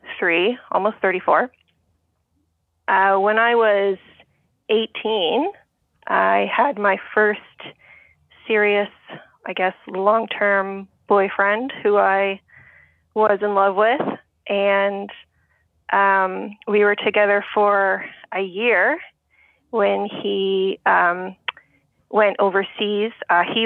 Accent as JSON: {"language": "English", "country": "Canada", "said": "my fellow Canadians"}